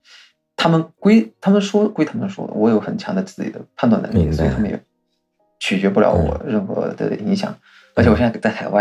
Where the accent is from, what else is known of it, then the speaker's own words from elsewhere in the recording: Fujian, China; moved away; 我们福建这边的的这个这个风俗嘛，都是这样